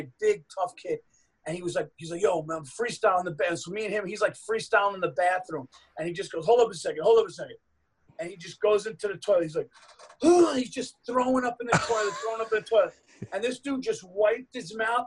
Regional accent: Westchester County, New York, United States; also born or lived in Yonkers, New York / Dutchess County, New York; I grew up in Westchester County, and then I went to high school in Dutchess County

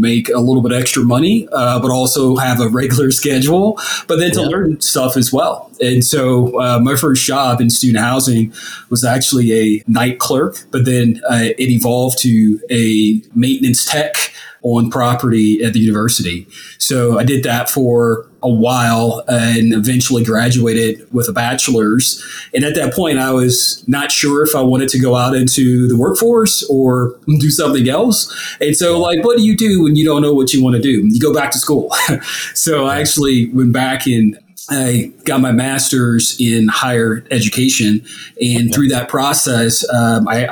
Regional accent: St. Louis, Missouri, United States; I was born and raised in St. Louis

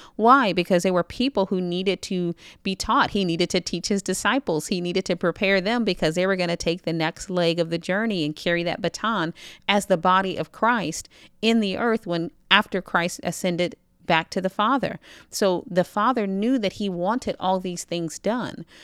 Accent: United States; I'm American

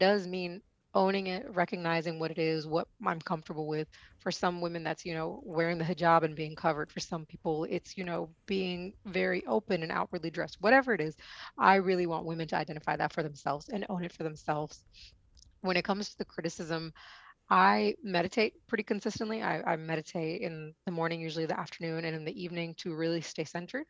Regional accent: India; I mean, I come from India, the land of the Kama Sutra, and we don't learn it.

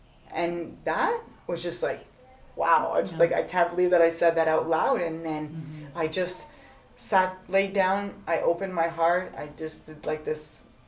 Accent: Montreal, Quebec, Canada; moved away; I'm originally from Canada, Montreal.

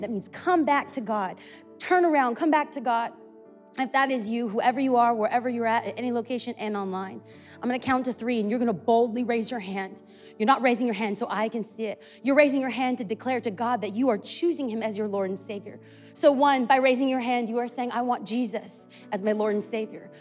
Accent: California, United States; I'm from California

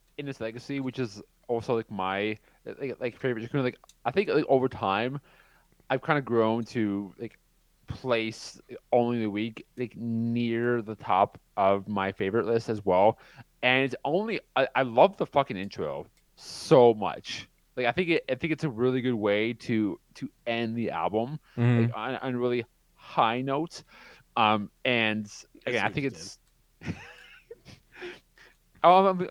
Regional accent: Canada; Because I'm Canadian?

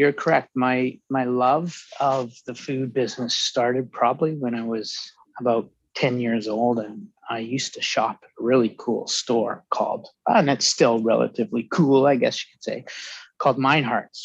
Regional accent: Vancouver, British Columbia, Canada; also born or lived in Calgary; born and raised Vancouverite

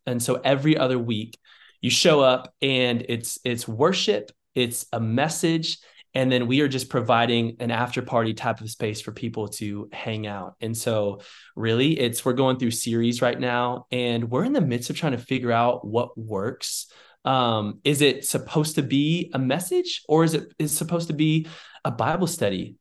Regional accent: Dallas, Texas, United States; moved away as an adult; now in Waco, United States; I was raised in Dallas, Texas, at a church called Watermark

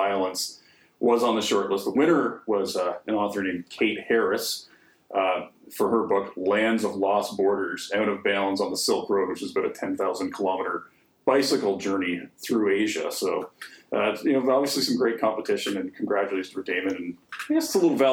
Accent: Canada; as a Canadian

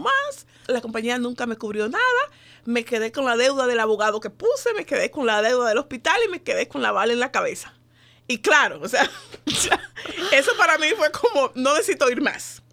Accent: Dominican Republic; moved away as an adult; now in United States; yo soy de la República Dominicana, tengo nueve años de estar aquí viviendo en este país.

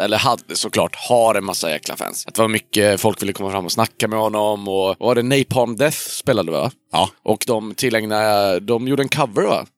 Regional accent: Hudiksvall, Gävleborg County, Sweden; i Hudiksvall, där jag kommer ifrån

